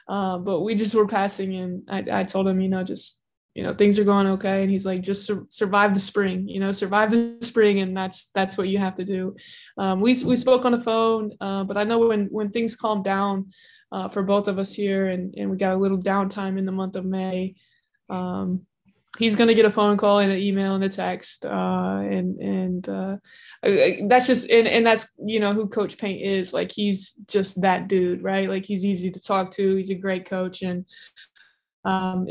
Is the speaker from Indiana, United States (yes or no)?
yes; Indianapolis, Indiana, United States; It's in Indianapolis. It's in my hometown